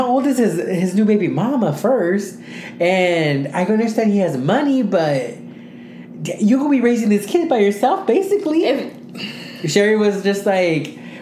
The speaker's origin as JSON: {"language": "English", "country": "United States", "said": "as much as I love being American, I also love being Mexican. I, like, they're just both part of my heritage"}